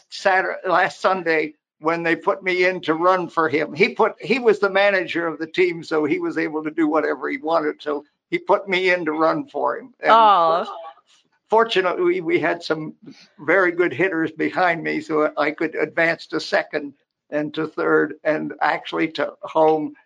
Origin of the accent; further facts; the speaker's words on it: West Virginia, United States; moved away; also born or lived in Panama; I grew up in West Virginia, and we're about 50 miles from Pittsburgh